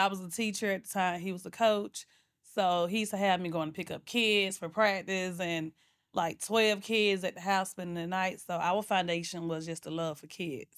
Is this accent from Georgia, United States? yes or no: yes; Atlanta, Georgia, United States; I'm from Atlanta, Georgia, born and raised